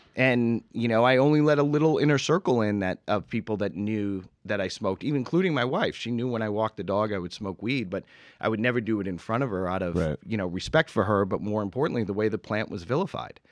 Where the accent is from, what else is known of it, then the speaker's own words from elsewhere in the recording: Boston, Massachusetts, United States; moved away; growing up in Massachusetts